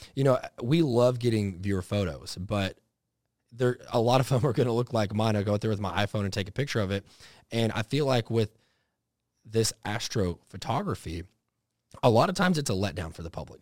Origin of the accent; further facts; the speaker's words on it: Dallas, Texas, United States; growing up in Texas, eh, eh, out, like, somewhat in the country there for a while before it got real built up around Dallas